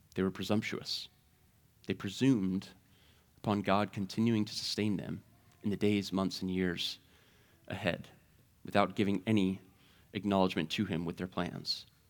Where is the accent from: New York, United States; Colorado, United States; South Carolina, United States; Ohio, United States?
Ohio, United States; Mount Vernon; I grew up in Mount Vernon, Ohio